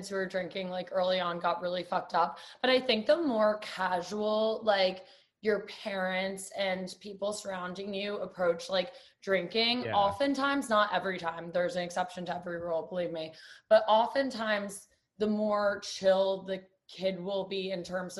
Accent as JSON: {"language": "English", "town": "New York City", "region": "New York", "country": "United States", "tie": "born or raised there", "said": "So I'm from New York City originally, born and raised on the Upper West Side. Upper West is the best."}